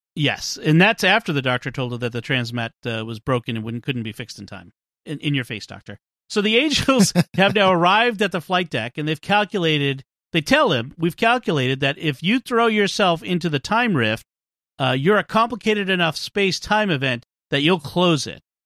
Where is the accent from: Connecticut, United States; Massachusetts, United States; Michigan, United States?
Massachusetts, United States; Boston; accent: Boston; my Boston accent